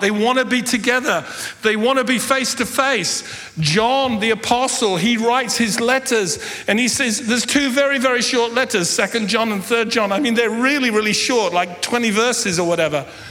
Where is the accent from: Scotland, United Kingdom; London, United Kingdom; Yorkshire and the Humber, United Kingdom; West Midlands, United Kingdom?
London, United Kingdom; I was born and grew up in London